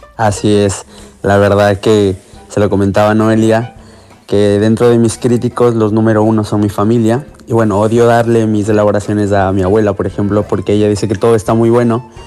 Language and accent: Spanish; Ecuador; moved away as an adult; now in Barcelona, Spain